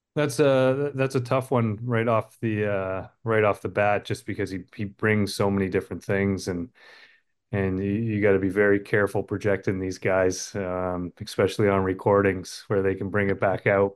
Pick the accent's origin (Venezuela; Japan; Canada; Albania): Canada; being a Canadian